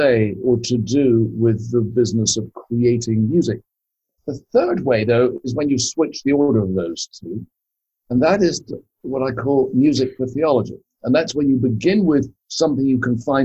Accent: Scotland, United Kingdom; I was brought up in Scotland

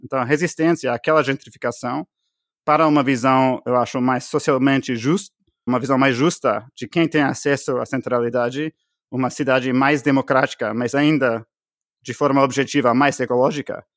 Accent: Canada; Portuguese is a second language; moved away as an adult; also born or lived in Bolivia; now in United States; eu sou canadense

